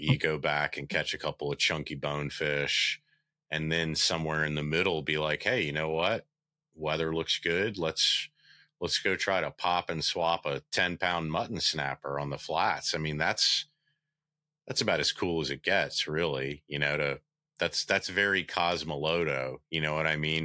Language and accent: English; United States; growing up on the Bay